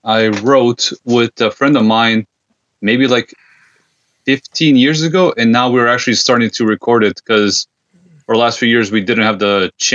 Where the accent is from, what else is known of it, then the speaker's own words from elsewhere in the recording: Serbia; now in Canada; I'm originally from Serbia